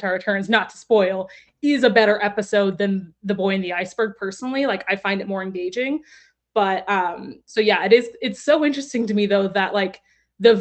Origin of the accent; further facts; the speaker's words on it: Texas, United States; I'm also from Texas